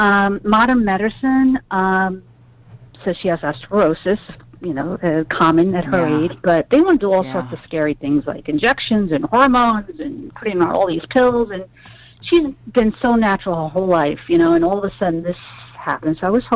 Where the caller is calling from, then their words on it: New York, United States; But I'm calling from Brooklyn, New York